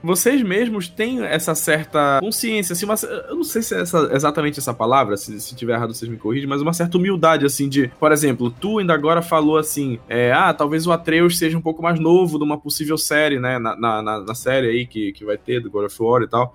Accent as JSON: {"language": "Portuguese", "town": "Belém", "region": "Pará", "country": "Brazil", "said": "somos de Belém"}